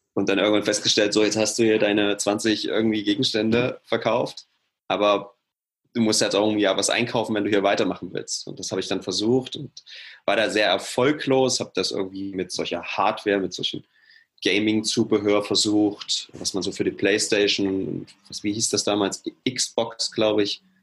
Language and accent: German; Halle, Saxony-Anhalt, Germany; moved away as an adult; now in Leipzig, Germany; ich komme aus Halle ursprünglich, bin da groß geworden